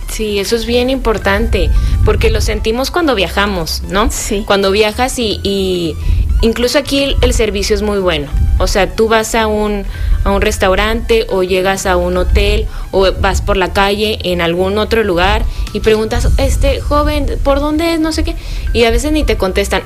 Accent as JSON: {"language": "Spanish", "region": "Comarca Lagunera", "country": "Mexico", "also_born_or_lived": "Gómez Palacio / Lerdo / Torreón", "said": "todos nos sentimos laguneros, digo yo, yo vivo en Gómez, pero estoy registrada en Lerdo y trabajo y estudié en Torreón"}